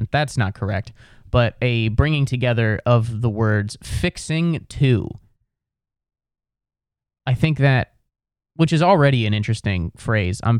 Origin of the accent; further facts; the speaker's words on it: Midwest, United States; I'm from the Midwest where we don't have accents.